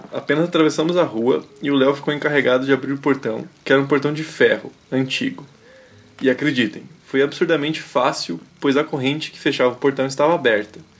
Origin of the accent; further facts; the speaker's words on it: Brasília, Federal District, Brazil; now in Ceará, Brazil; Tenho 22 anos e moro atualmente no Ceará, mas sou de Brasília.